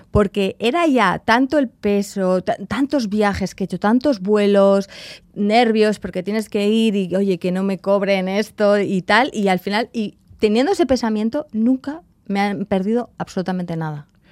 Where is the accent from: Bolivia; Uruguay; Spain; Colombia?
Spain; Sopelana, Basque Country; moved away as an adult; also born or lived in Rio de Janeiro, Brazil / Mexico / London, United Kingdom; me voy para mi pueblo